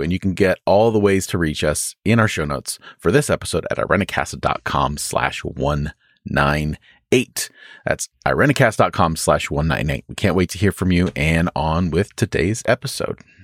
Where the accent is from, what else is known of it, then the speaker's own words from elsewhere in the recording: United States; as American Christians